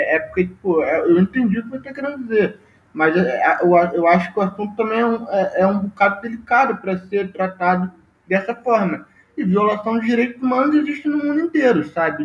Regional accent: Brazil; nós, enquanto brasileiro hoje

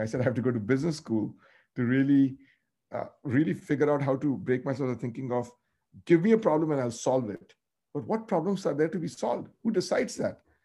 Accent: North India, India; I grew up in North India.

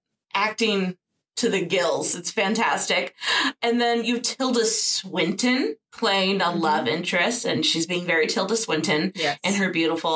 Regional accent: New Orleans, Louisiana, United States; I'm from New Orleans.

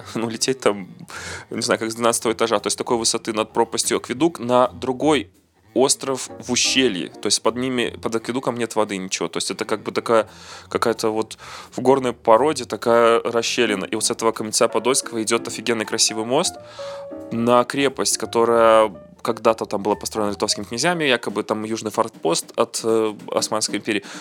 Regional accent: Belarus; а порт там заложили наши ну, я же белорус, я не мог этого не сказать.

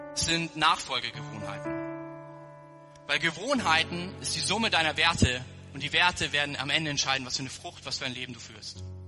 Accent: Germany; wir als Deutsche

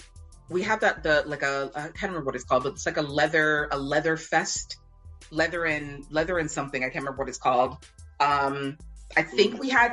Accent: Toronto, Ontario, Canada; also born or lived in Jamaica; like me being Jamaican born and growing up in Toronto

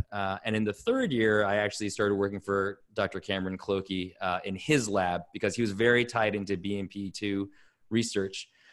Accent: Toronto, Ontario, Canada; I grew up in Toronto, Canada.

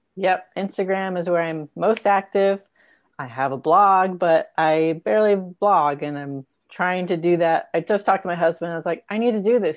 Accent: Raleigh, Missouri, United States; my hometown of Raleigh, Missouri

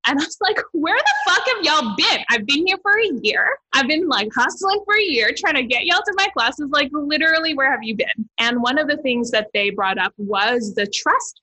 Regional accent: Toronto, Ontario, Canada; moved away as an adult; now in Hamilton, Canada; I'm originally from Toronto, born and raised in Toronto. And then I moved to Hamilton a few years ago

